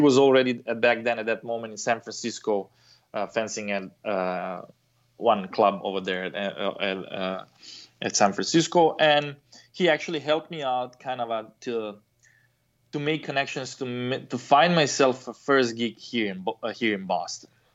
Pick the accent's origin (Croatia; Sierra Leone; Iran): Croatia; now in United States; I come from Croatia.